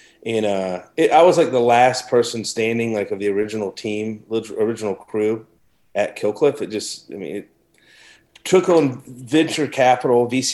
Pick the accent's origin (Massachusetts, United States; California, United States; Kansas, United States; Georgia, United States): Georgia, United States; Savannah; moved away as an adult; also born or lived in Key West / New York City; I came back to Savannah, where my hometown is, Savannah, born and raised.